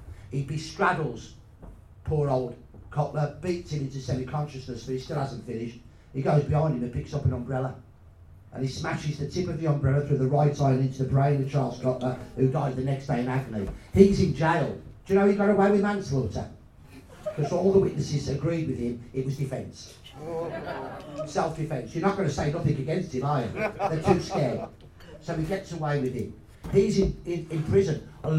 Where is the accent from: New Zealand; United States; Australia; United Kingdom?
United Kingdom; Midlands; I was going to tell him I'm from the Midlands